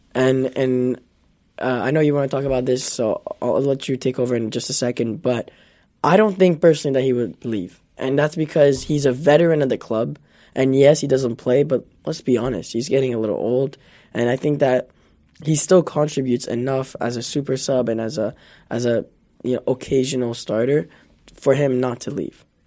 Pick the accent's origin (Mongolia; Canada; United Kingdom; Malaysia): Canada; I'm Canadian